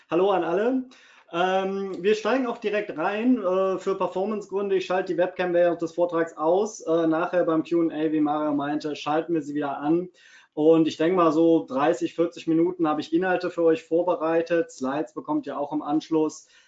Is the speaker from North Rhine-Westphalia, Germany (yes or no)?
yes; Cologne, North Rhine-Westphalia, Germany; born there; Ähm, ich bin ein gebürtiger Kölner. Das ist auch gar nicht so weit von Wiesbaden weg. Man hört es manchmal an meinem Dialekt.